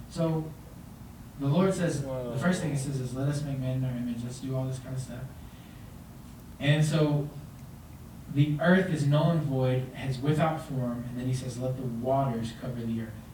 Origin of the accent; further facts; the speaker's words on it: Texas, United States; now in Colorado Springs, United States; I'm from Texas